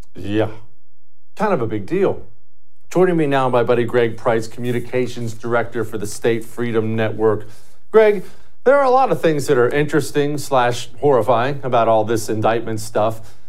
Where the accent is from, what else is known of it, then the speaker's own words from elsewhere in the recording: Montana, United States; also born or lived in Ohio; when I was 10 years old, we moved to Montana from Ohio.